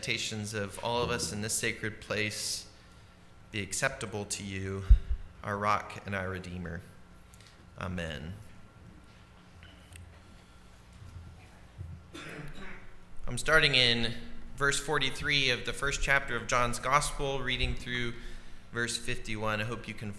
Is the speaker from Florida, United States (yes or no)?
no; Nashville, Tennessee, United States; moved away as an adult; now in Memphis, United States; my hometown of Nashville